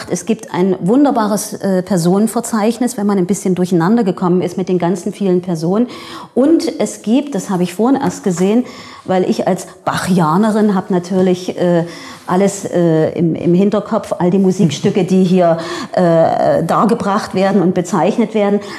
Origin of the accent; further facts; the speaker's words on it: Dresden, Saxony, Germany; dann bin ich das irgendwie als Sächsin, als Dresdnerin äh, irgendwie dann in der Bachzeit.